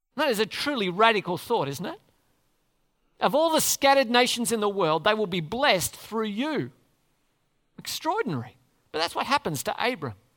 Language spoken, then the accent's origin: English; Australia; We'd say we're Australians